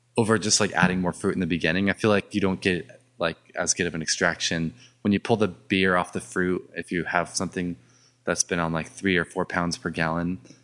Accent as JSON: {"language": "English", "area": "Orange County", "region": "California", "country": "United States", "tie": "born or raised there", "said": "I grew up in Orange County"}